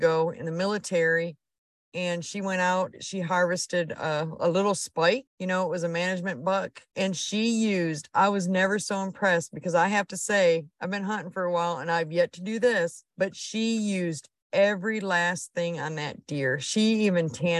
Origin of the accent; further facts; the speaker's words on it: Mancelona, Michigan, United States; moved away as an adult; now in Texas, United States; I'm from Northern Michigan, a little town called Mancelona. I was born and raised there.